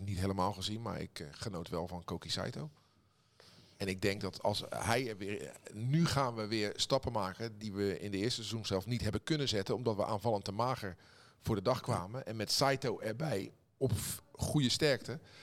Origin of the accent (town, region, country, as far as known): Netherlands